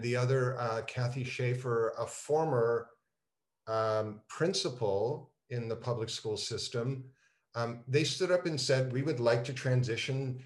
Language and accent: English; Montreal, Quebec, Canada; moved away as an adult; also born or lived in Toronto, Canada; now in Los Angeles, United States; growing up in Montreal, the 11th commandment is thou shalt play hockey